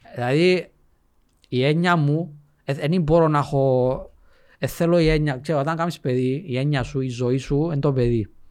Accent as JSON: {"language": "Greek", "country": "Cyprus", "tie": "born or raised there", "also_born_or_lived": "England", "second_language": "Greek", "said": "Ήμουν μητσής, ξέρεις, ε, εγώ δεν καταλαβαίνω να μιλήσει σχεδόν. Ήρθαμε Κύπρο."}